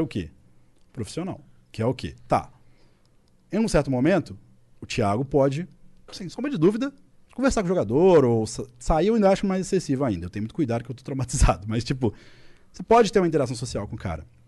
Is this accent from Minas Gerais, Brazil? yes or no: yes; Belo Horizonte, Minas Gerais, Brazil; Tem a U F M G, que é em B H, minha cidade natal, meus pais, meus amigos